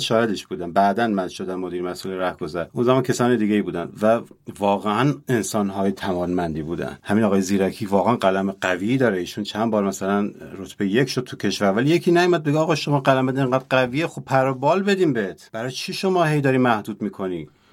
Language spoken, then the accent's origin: Persian; Kermanshah, Kermanshah Province, Iran; من کرمانشاهیم و بهشم افتخار میکنم